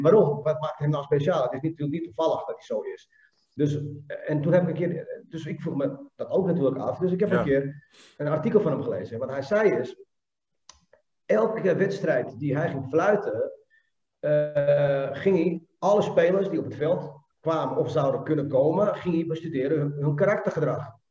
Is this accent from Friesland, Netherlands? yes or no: no; Amsterdam, North Holland, Netherlands; ik kom uit Amsterdam